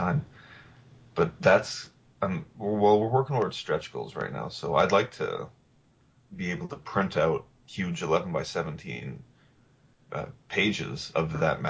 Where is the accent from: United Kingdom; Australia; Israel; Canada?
Canada; also born or lived in Toronto